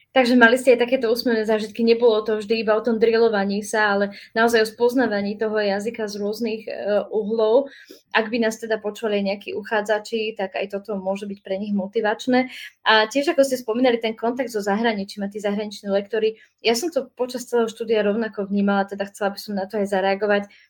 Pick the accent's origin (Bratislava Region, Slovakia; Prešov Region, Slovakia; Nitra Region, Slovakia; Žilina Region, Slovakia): Nitra Region, Slovakia; near Nitra; Tiež som z okolia Nitry